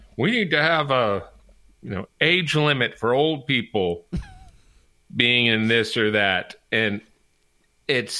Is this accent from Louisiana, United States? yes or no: yes; New Orleans, Louisiana, United States; where I grew up in New Orleans